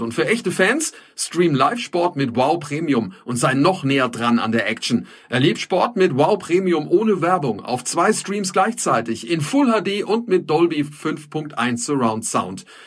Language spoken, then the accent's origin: German; Germany; Wir als Deutsche